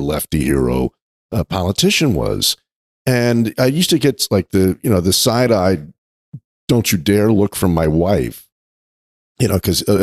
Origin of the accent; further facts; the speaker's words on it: New York, United States; I grew up in New York